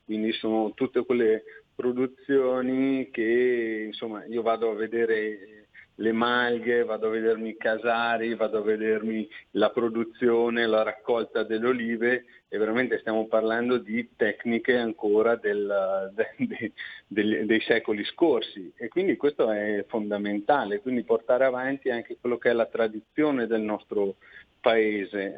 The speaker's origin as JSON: {"language": "Italian", "town": "Vicenza", "region": "Veneto", "country": "Italy", "said": "io sono di Vicenza"}